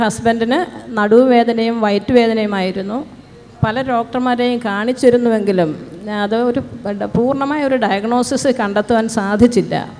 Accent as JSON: {"language": "Malayalam", "town": "Vellarikundu", "region": "Kerala", "country": "India", "said": "ഞങ്ങൾ കാസർഗോഡ് വെള്ളരിക്കുണ്ട് നിന്ന് വരുന്നു"}